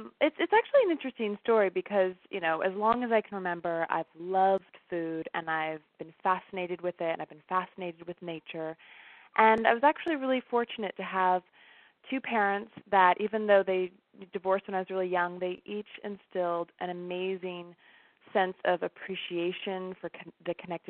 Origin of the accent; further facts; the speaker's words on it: Washington, United States; also born or lived in Seattle; I'm from the Northwest originally. I was born in Seattle, but primarily raised in a small university town which was surrounded by farmland, and it's actually in eastern Washington State.